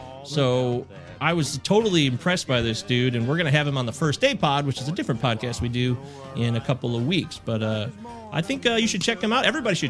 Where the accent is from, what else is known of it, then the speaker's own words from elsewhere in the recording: Midwest, United States; also born or lived in Baltimore; I'm an ignoramus from the Midwest, although I did spend some time in Baltimore, as I've told you, for a couple of years.